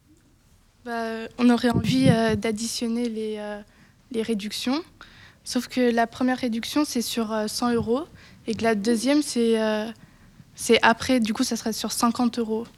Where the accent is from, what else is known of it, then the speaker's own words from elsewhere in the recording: Grand Est, France; moved away; je viens quand même du Grand Est